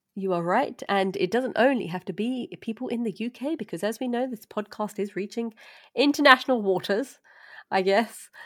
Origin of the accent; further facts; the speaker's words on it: London, United Kingdom; I'm from East London